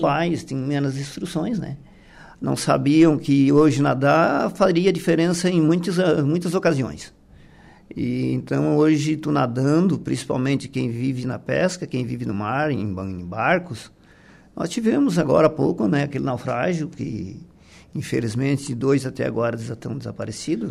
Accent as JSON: {"language": "Portuguese", "town": "Passo de Torres", "region": "Santa Catarina", "country": "Brazil", "said": "nós somos de Passo de Torres"}